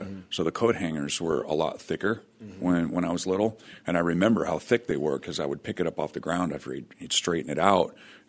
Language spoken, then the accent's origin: English; Fresno, California, United States; I grew up in Fresno, California.